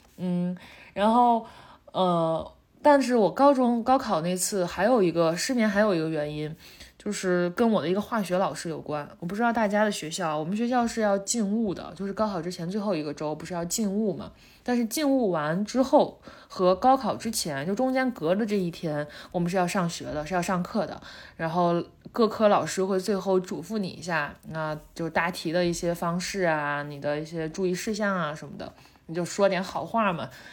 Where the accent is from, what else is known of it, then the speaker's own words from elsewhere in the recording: Shandong, China; 我们山东人